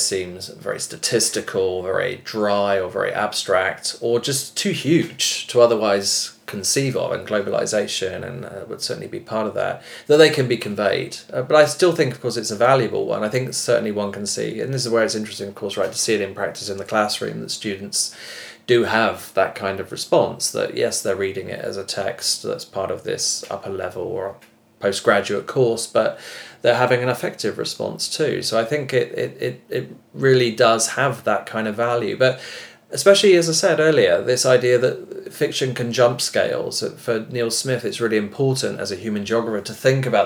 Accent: United Kingdom; moved away as an adult; now in Denmark; growing up in Britain, I was born in 1974

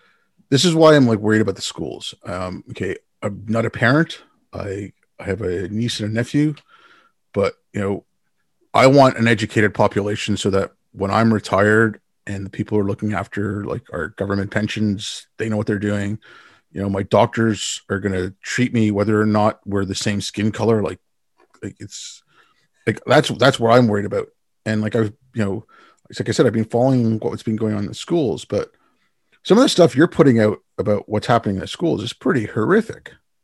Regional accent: India; born there; I was born in India.

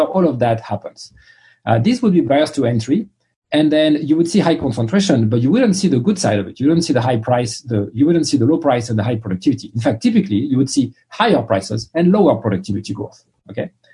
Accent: France; English is a second language; moved away as an adult; also born or lived in London / Boston; now in United States; I grew up in France, as you can tell from my accent

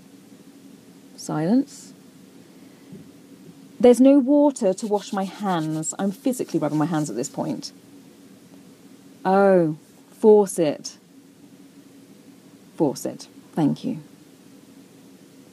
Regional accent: United Kingdom; moved away as an adult; now in United States; I am British

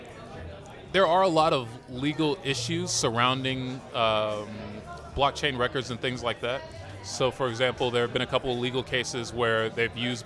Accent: Massachusetts, United States; moved away as an adult; also born or lived in Austin, Texas; now in Berlin, Germany; I'm from Massachusetts. I was born in Massachusetts.

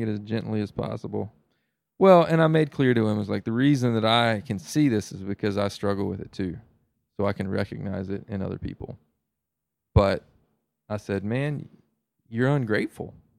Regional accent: the South, United States; As a Southerner

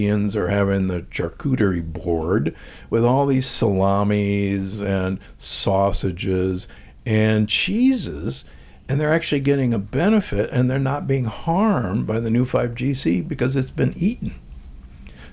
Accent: Omaha, Nebraska, United States; I grew up in Omaha, Nebraska, and aged steaks were hanging everywhere

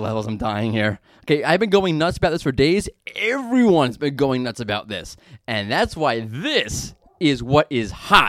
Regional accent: New York City, New York, United States; being that I'm from Brooklyn

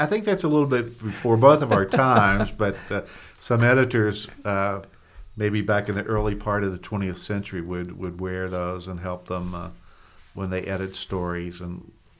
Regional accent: Maysville, Kentucky, United States; I'm a native of Maysville, January 5th, 1951, so I'm 71 years of age.

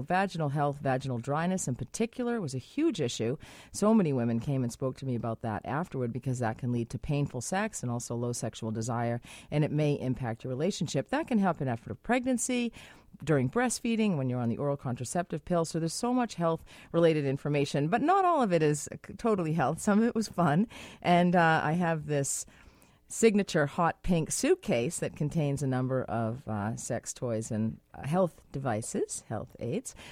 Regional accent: United States; now in Vancouver, Canada; I am American.

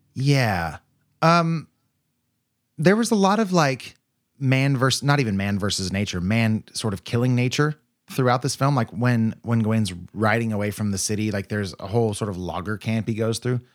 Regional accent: United States; I'm an American lad

